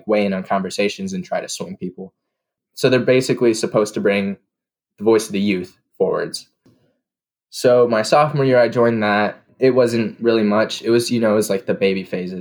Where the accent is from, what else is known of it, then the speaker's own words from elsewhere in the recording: Goshen, Indiana, United States; I'm from Goshen, Indiana, and I'm 18.